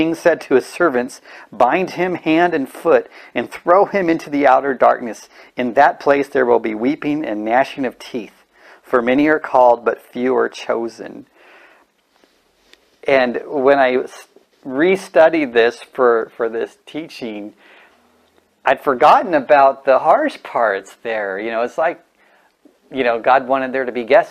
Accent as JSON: {"language": "English", "region": "California", "country": "United States", "said": "I'm from California"}